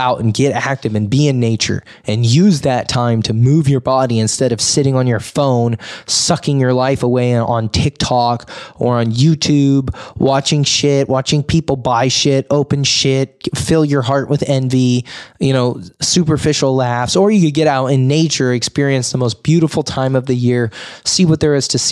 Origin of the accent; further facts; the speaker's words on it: Sonora, California, United States; I grew up in Sonora